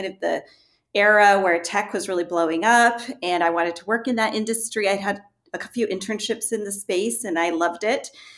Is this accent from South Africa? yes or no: no; Chile; also born or lived in Argentina; growing up in Chile during the Pinochet regime, for example, and understanding what it is like to live in a dictatorship.